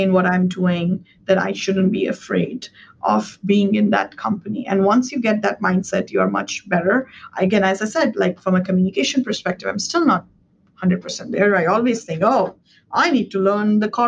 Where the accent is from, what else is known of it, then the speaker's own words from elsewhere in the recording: India; English is a second language; moved away as an adult; now in United States; when I was growing up in India